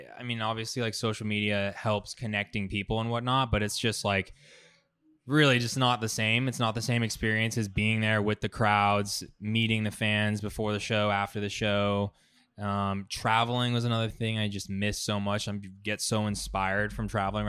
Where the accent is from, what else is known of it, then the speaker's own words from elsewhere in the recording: San Francisco, California, United States; that's my hometown festival